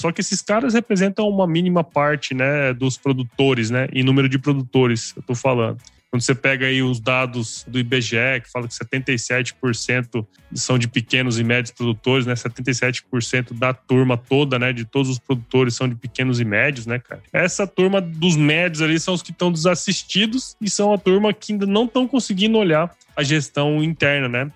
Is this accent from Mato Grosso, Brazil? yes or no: yes; Cuiabá, Mato Grosso, Brazil; also born or lived in São Paulo; eu sou aqui de Mato Grosso, né? Eu hoje estou em Cuiabá, minha família é aqui de Cuiabá